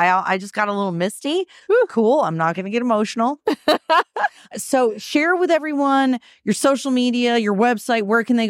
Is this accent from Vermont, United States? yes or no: yes; Burlington, Vermont, United States; my hometown, Burlington, Vermont